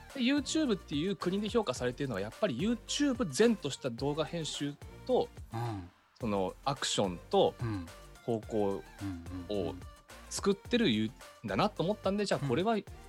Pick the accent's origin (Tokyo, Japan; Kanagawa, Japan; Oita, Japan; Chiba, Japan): Tokyo, Japan; 江戸っ子なんで